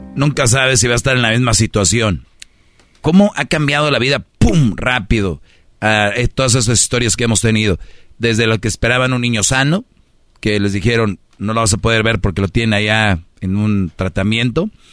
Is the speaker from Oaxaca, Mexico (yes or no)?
no; Monterrey, Nuevo León, Mexico; soy de Monterrey